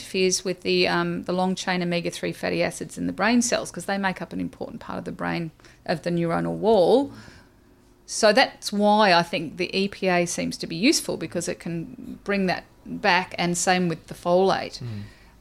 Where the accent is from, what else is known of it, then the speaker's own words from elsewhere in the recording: Australia; I'm Australian